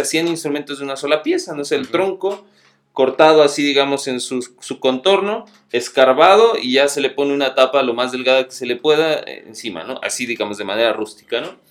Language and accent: Spanish; Cuernavaca, Morelos, Mexico; moved away as an adult; also born or lived in Veracruz; yo, nací aquí, en Cuernavaca, soy guayabo, este, y por situaciones del destino terminé en, En Veracruz